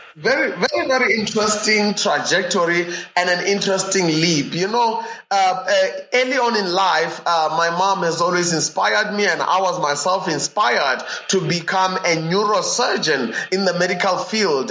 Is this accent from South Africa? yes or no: yes; South Africa; I was born not only in South Africa, but in a region that enabled me to be born at the intersection of three provinces uh, in South Africa.